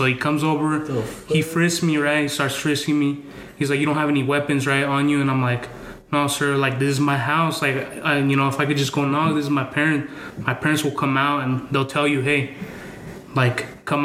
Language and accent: English; Yakima, Washington, United States; born or raised there; moved away as an adult; also born or lived in Mexico; now in Boise, United States